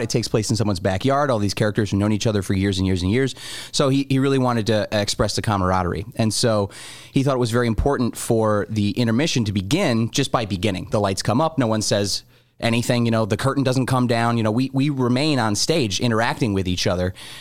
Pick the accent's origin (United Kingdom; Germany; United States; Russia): United States; As an American